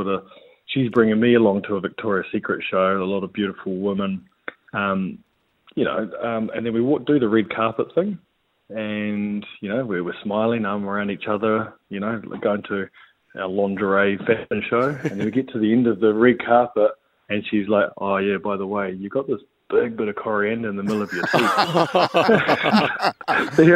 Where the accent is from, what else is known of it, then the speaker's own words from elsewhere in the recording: just outside of Canterbury, New Zealand; So I grew up just outside of Canterbury